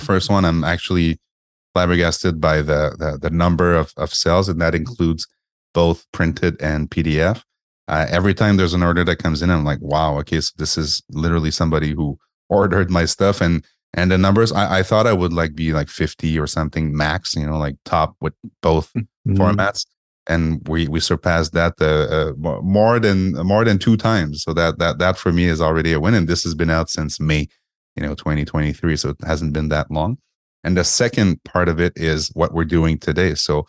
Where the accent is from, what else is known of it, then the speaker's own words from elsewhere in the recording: Montreal, Quebec, Canada; I'm from Montreal, right?